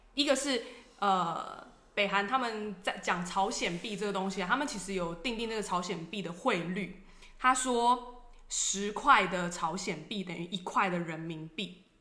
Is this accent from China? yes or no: no; Taiwan; 在我们台湾人来看